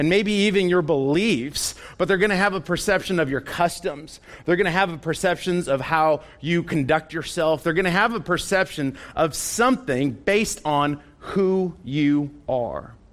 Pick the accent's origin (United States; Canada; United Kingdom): United States; Texas; telling other people, man, I'm from Texas.